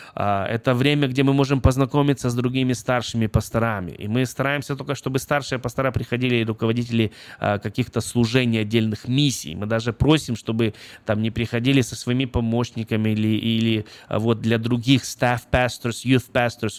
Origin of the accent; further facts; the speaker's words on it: Brest, Brest Region, Belarus; я родился в Беларуси, город Брест